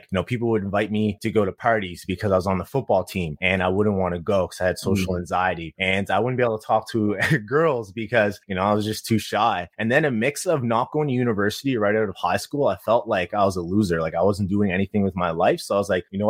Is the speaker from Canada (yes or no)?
yes; Halifax, Nova Scotia, Canada; I'm actually from Halifax, Nova Scotia, East Coast of Canada. Pretty much grew up there